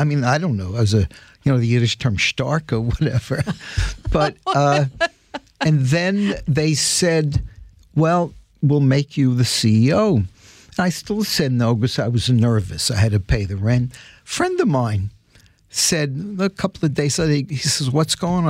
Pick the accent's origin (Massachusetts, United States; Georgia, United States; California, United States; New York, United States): New York, United States; New York City; growing up in the Bronx